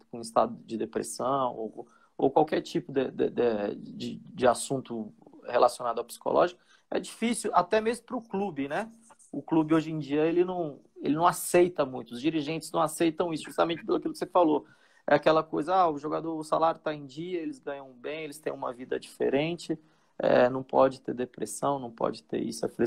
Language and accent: Portuguese; Brasília, Federal District, Brazil; É, é, ó, eu sou de Brasília, ele só nasceu em Brasília.